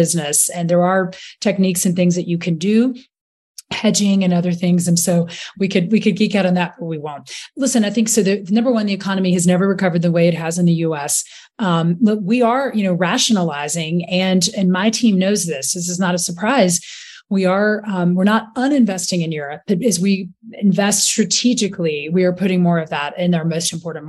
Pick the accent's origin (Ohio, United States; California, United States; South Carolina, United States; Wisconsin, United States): South Carolina, United States; Rock Hill; moved away; also born or lived in London; I'm from Rock Hill, South Carolina